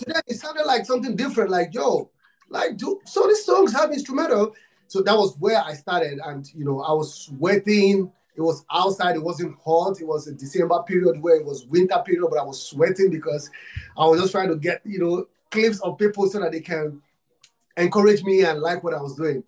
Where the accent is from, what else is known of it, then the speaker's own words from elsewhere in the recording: Nigeria; I'm from Africa and Nigeria. I'm from Nigeria